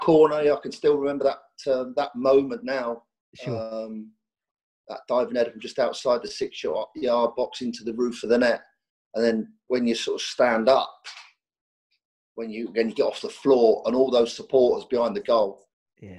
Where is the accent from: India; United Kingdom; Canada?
United Kingdom; Reading, South East England; I was born and bred in Reading